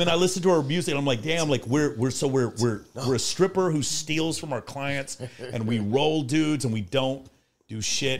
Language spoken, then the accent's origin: English; Texas, United States; So I'm from Texas